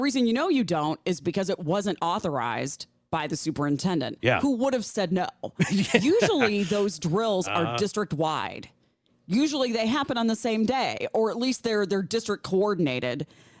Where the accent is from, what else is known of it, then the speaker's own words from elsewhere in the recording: Midwest, United States; Growing up in the Midwest, we had tornado drills.